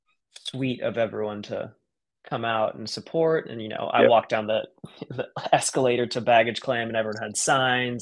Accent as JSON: {"language": "English", "region": "Hawaii", "country": "United States", "tie": "born or raised there", "also_born_or_lived": "Santa Cruz, California", "moved": "yes", "lives_now": "California, United States", "said": "I was born in Santa Cruz. I grew up in Hawaii, you know, that's where, when I think of home, that's what I think"}